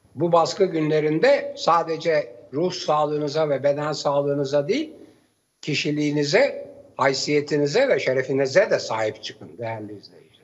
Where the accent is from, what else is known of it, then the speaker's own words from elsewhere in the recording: Turkey; Türk, Türk'üm diyorum